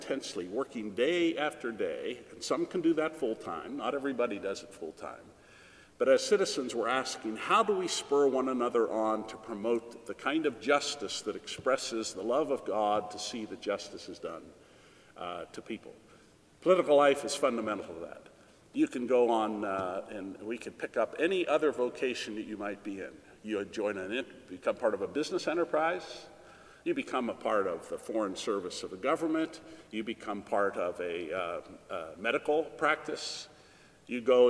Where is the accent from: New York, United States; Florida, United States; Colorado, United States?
Colorado, United States; I was born out in Colorado and grew up there